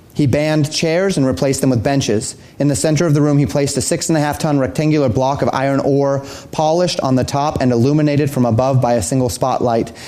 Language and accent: English; Colorado, United States; I grew up in Colorado